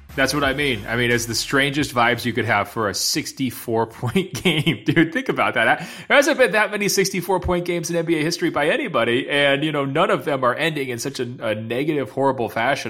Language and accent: English; Los Angeles, California, United States; the two teams in my hometown